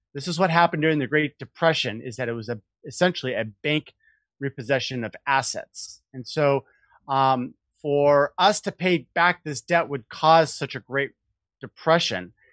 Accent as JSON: {"language": "English", "town": "Portland", "region": "Oregon", "country": "United States", "tie": "born or raised there", "moved": "yes", "lives_now": "San Francisco, United States", "said": "I grew up in Portland. Oh. Portland's my home, my home stomping ground"}